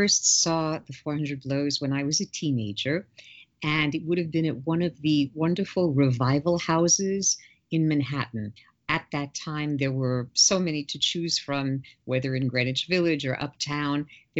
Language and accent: English; Paris, Île-de-France, France; born there; first language fr; English is a second language; because I was born in Paris and I grew up speaking French